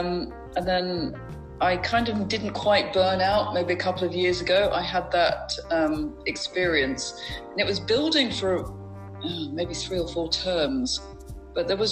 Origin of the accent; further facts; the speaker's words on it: Berkshire, South East England, United Kingdom; now in Lincolnshire, United Kingdom; I grew up in Berkshire in the UK